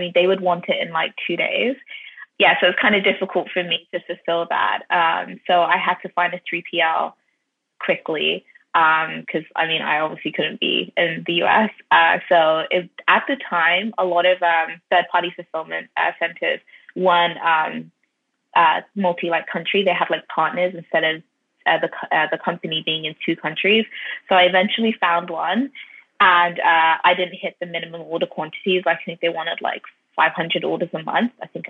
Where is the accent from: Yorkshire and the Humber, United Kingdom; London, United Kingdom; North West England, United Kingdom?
London, United Kingdom; I was from North London, so I was quite familiar with like how they used to wear wigs and Shaitan Market.